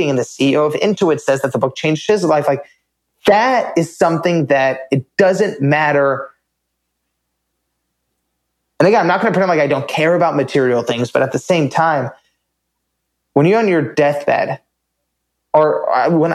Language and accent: English; United States; I grew up in America, you know, born in 1992